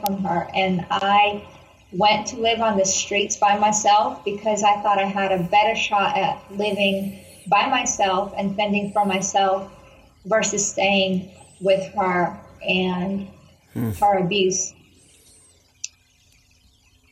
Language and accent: English; Kyiv, Ukraine; I grew up in Kyiv, Ukraine